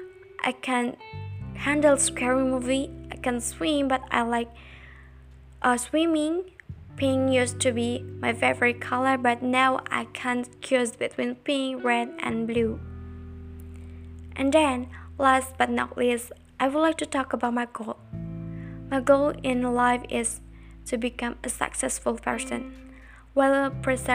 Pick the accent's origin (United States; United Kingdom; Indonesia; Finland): Indonesia; also born or lived in Jakarta; I was born in Jakarta June 11, 2002, but I live in Pamulian village with my grandma and my grandpa since I was 5 years old